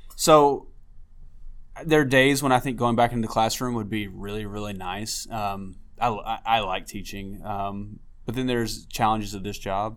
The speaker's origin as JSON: {"language": "English", "town": "McKinney", "region": "Texas", "country": "United States", "tie": "born or raised there", "said": "my hometown of McKinney"}